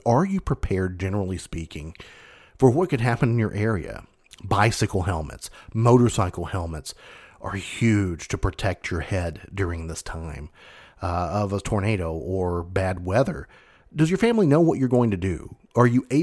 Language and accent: English; Mayfield, Kentucky, United States; Mayfield is my hometown. Graduated high school and Graves County High School out of Mayfield.